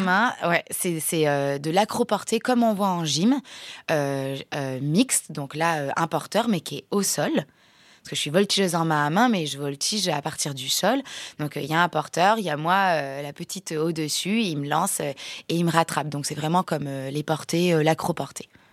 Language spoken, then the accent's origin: French; France; also born or lived in Mont-de-Marsan; on est circassien, on est français